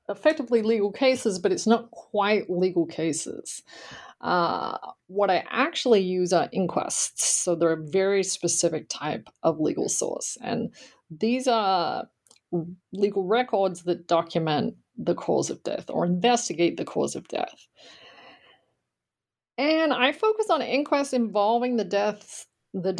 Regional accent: Australia; moved away as an adult; now in United States; I grew up in Australia and I attended college there

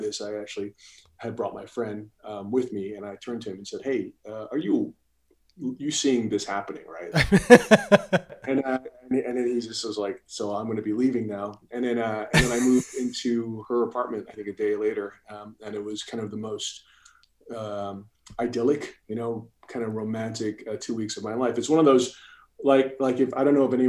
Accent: New York City, New York, United States; moved away as an adult; also born or lived in Singapore / San Diego; So I grew up in New York City, you know, but was born and raised there.

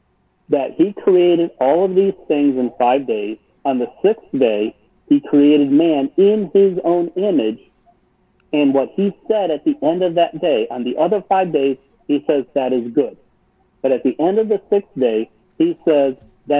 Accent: Cleveland, Ohio, United States; I grew up in Cleveland

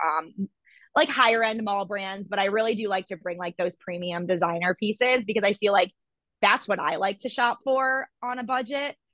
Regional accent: Toledo, Ohio, United States; also born or lived in Columbus, Ohio; I'm from Ohio. I was born in Toledo and I moved to Columbus where I went to Ohio State for my undergraduate degree

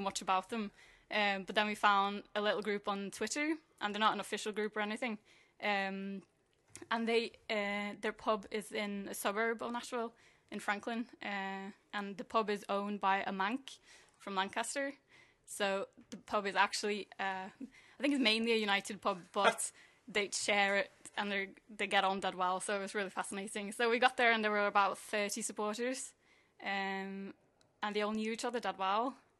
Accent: Norway; moved away; I'm from Norway.

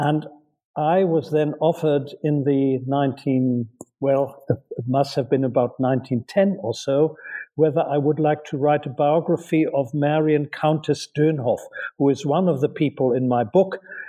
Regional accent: Hamburg, Germany; moved away as an adult; also born or lived in Berlin / Chapel Hill, United States; I grew up in Germany. I was born in Berlin and grew up in Hamburg and started my studies at Göttingen University in Germany.

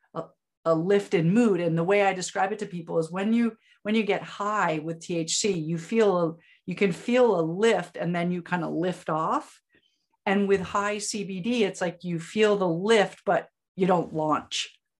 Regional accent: Vermont, United States; also born or lived in Upstate New York; now in Ithaca, United States; I'm a native Vermonter. And so we are very attached to being that. So, I'm from Vermont, but I live in upstate New York

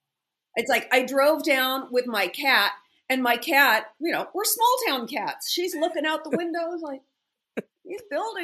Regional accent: California, United States; also born or lived in Los Angeles; I grew up in California. I was 3.5 years old

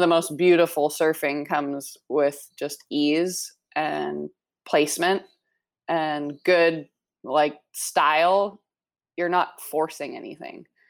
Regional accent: Maui, Hawaii, United States; also born or lived in Canada; I grew up here on Maui. Uh, I moved here when I was nine years old

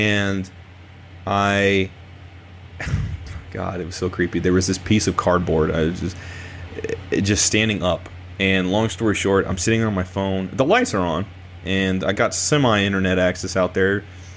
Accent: Illinois, United States; growing up in Illinois and kind of the Iowa side.

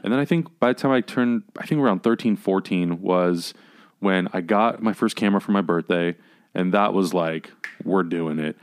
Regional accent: San Diego, California, United States; moved away as an adult; now in Los Angeles, United States; I was born in San Diego

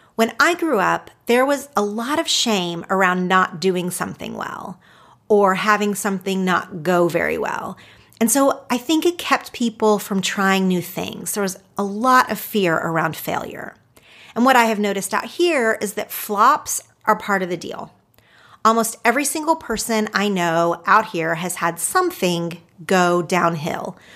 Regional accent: Oklahoma, United States; moved away as an adult; now in Los Angeles, United States; I grew up in two different little small towns in Oklahoma

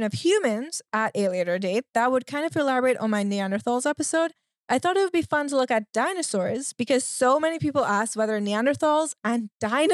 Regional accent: Trinidad & Tobago; I grew up in the Caribbean.

